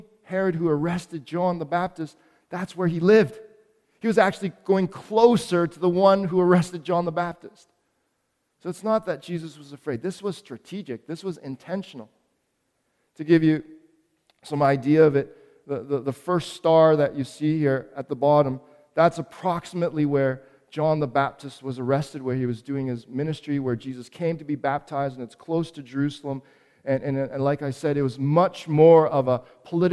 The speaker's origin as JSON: {"language": "English", "town": "Toronto", "region": "Ontario", "country": "Canada", "tie": "born or raised there", "also_born_or_lived": "Montreal", "said": "I was born in Montreal, but came here to Toronto when I was four, and Toronto is my hometown"}